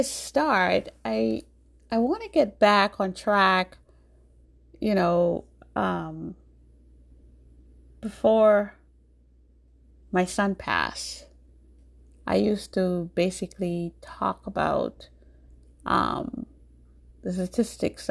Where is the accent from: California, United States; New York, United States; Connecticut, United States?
New York, United States; also born or lived in Jamaica; born in Jamaica, but I grew up in New York.